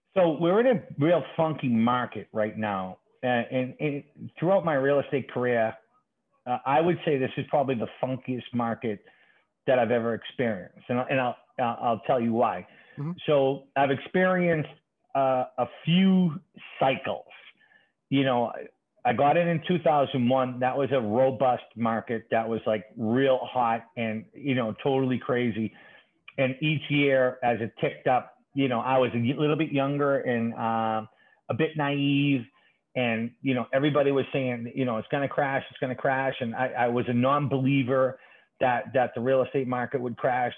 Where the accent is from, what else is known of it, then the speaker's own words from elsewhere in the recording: Boston, Massachusetts, United States; also born or lived in Dorchester, Boston; I'm a lifelong Boston resident, very proud, uh, born and raised uh, in the city of Boston